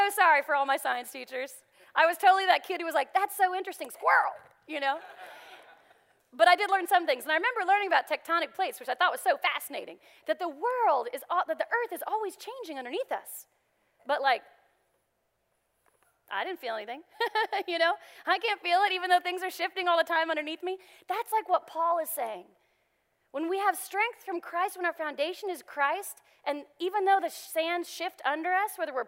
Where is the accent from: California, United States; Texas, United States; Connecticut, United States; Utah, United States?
Texas, United States; moved away; I'm from Texas, and you may have heard that a little bit every now and then